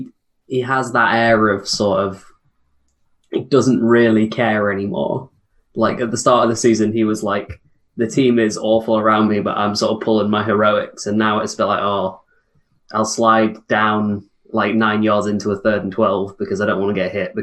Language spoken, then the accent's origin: English; Chesterfield, East Midlands, United Kingdom; And me and Sam are Chesterfield.